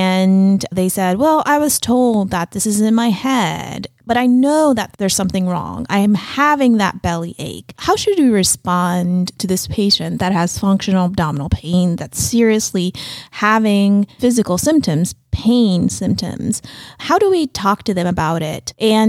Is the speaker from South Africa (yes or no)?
no; Jordan; moved away; I'm originally from Jordan and my parents live there.